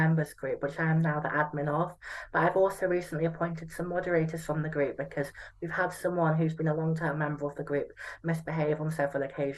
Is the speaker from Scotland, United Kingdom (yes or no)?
no; Stratford-upon-Avon, West Midlands, United Kingdom; moved away as an adult; now in Liverpool, United Kingdom; I'm from Stratford-on-Avon in Warwickshire.